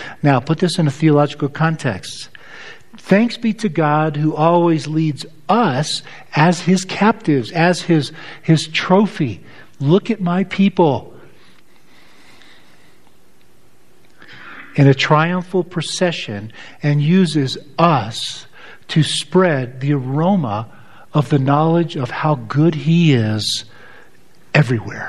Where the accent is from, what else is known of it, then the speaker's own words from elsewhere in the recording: United States; as an American